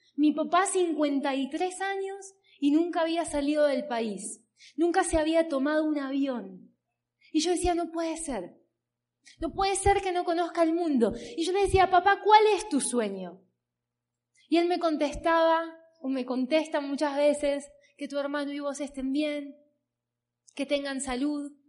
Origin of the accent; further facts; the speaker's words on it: Berazategui, Buenos Aires Province, Argentina; vengo de Argentina, como bien les dije, tengo 30 años. Trabajo desde los 16, 17 años aproximadamente. Vengo de una ciudad que se llama Verazategui